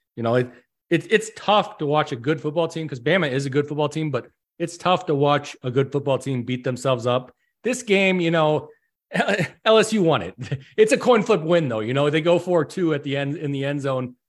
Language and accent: English; Illinois, United States; we're from Illinois